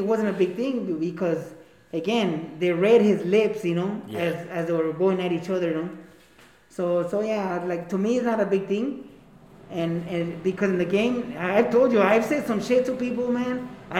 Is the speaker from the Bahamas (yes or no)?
no; Mexico; I grew up in Mexico my crucial years. That made me a paisa, you know.